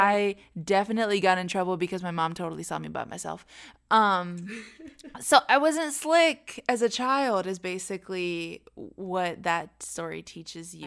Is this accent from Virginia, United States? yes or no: yes; Arlington, Virginia, United States; moved away as an adult; now in Orlando, United States; we're originally from Arlington, Northern Virginia. Virginia uh, we've lived right outside of DC our entire lives